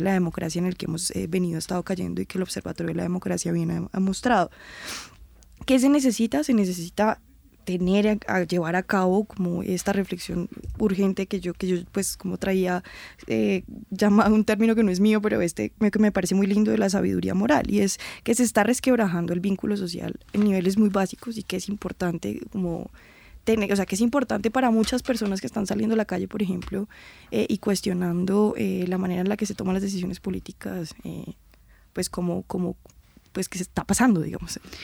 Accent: Colombia

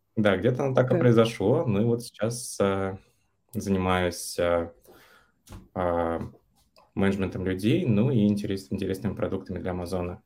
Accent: Yaroslavl, Yaroslavl Oblast, Russia; moved away as an adult; also born or lived in Vietnam; now in Germany; Я последние 7 лет живу в Германии, до этого пару лет жил во Вьетнаме, а сам я из Ярославля.

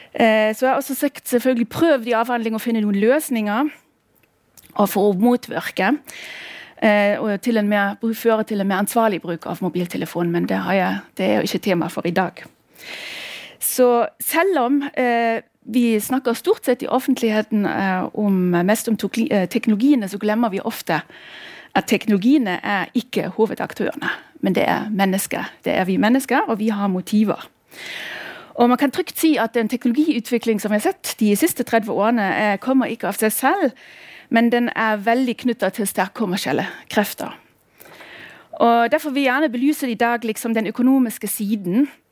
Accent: former East Germany, Germany; accent: German; Norwegian is a second language; also born or lived in Norway; now in Bergen, Norway; Jeg kommer opprinnelig, som dere hører, jeg har et aksent. Jeg kommer fra Tyskland, eller nærmere sagt fra tidligere Øst-Tyskland

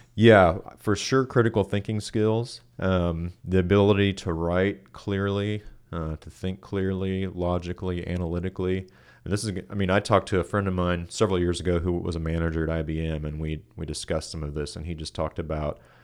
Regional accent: Kansas City, Kansas, United States; moved away as an adult; also born or lived in Boulder, Colorado; now in Richmond, Kentucky, United States; I uh, grew up in Kansas City on the Kansas side uh, of town. Um, so yeah, my whole life grew up there

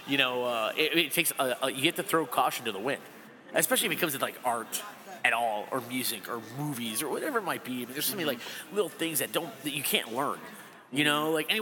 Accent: Chicago, Illinois, United States; we're from Chicago.

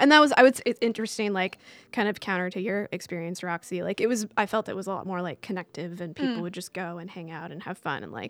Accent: Santa Barbara, California, United States; now in Los Angeles, United States; I was super lucky growing up in Santa Barbara.

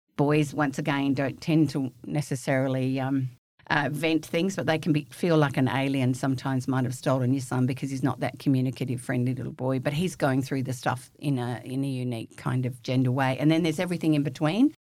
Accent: the Wheatbelt of Western Australia, Australia; I'm a bush kid from the wheat belt of Western Australia, raised on a farm, wheat sheep farm.

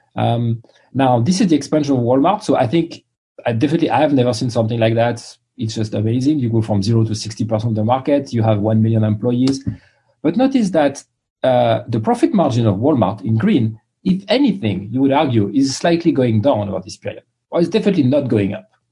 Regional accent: France; English is a second language; moved away as an adult; also born or lived in London / Boston; now in United States; I grew up in France, as you can tell from my accent

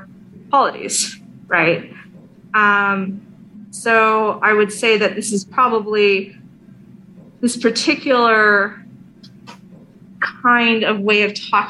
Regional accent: California, United States; as a Californian

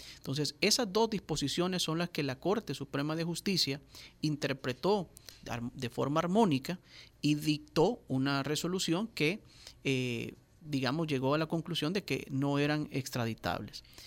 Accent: El Salvador; nosotros como salvadoreños

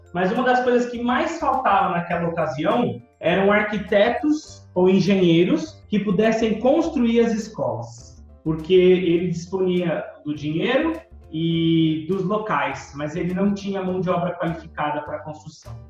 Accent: São Paulo, Brazil; moved away as an adult; now in India; eu sou originalmente de São Paulo

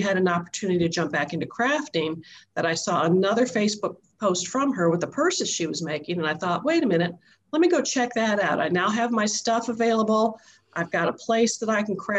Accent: Chicago, Illinois, United States; moved away as an adult; also born or lived in Nashville, Tennessee; originally from Chicago area, right near Donna. We grew up blocks apart

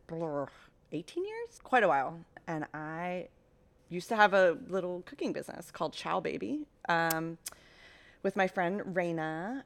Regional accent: Mid-Atlantic, United States; I grew up in the Mid-Atlantic

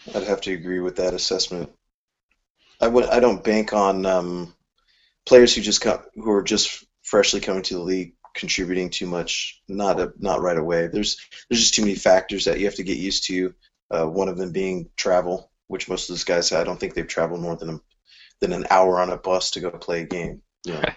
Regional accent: California, United States; I'm from California

